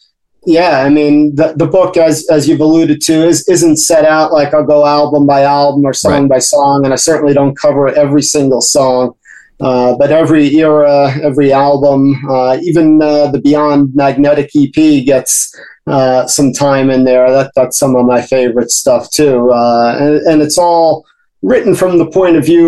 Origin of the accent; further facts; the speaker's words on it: the New York area, United States; growing up in the New York area